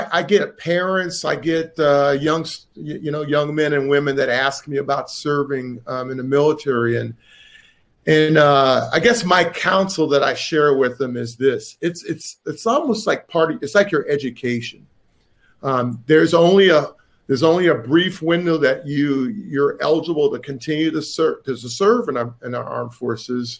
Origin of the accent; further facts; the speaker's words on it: Chesapeake, Virginia, United States; I'm from Tidewater, Virginia. I went to high school in Chesapeake, Virginia.